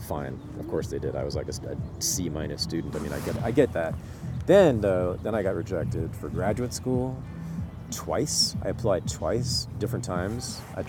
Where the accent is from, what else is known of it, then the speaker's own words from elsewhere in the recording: Berkeley, California, United States; moved away as an adult; also born or lived in New York City / Los Angeles / East Oakland; now in Oakland, United States; Just tour with me through my hometown.